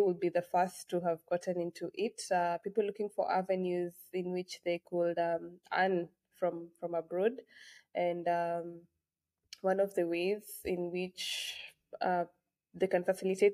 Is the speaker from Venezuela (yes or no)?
no; Kenya; I come from Kenya